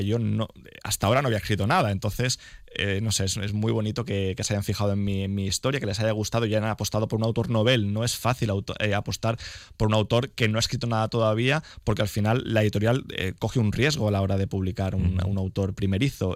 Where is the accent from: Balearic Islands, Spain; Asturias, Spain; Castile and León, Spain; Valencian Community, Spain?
Valencian Community, Spain; Nueva; also born or lived in Elche; mañana voy a estar en Nueva, que es mi pueblo